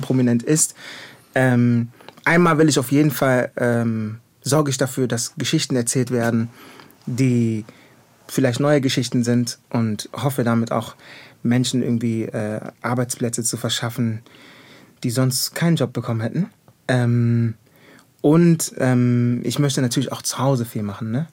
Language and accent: German; Düsseldorf, North Rhine-Westphalia, Germany; moved away as an adult; also born or lived in Ghana / Kumasi; now in Berlin, Germany; ich bin ghanaischer junger Mann, geboren in Düsseldorf, auf der Kiefernstraße aufgewachsen